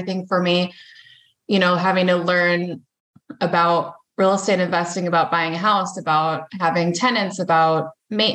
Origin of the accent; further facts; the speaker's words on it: Central California, United States; moved away as an adult; now in Sioux Falls, United States; I was born and raised in Central California, but I've been here for most of my adult life